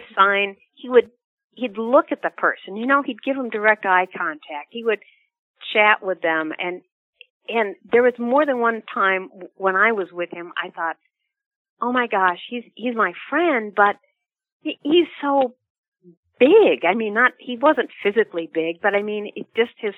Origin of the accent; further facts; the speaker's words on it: Midwest, United States; I'm from the Midwest. I've lived in the Midwest all my life